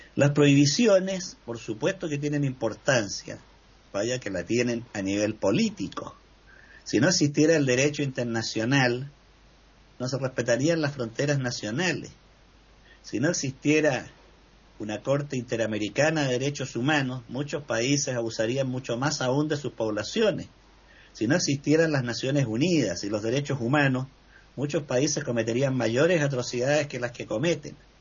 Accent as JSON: {"language": "Spanish", "country": "Chile", "said": "así como tuvimos en Chile un presidente"}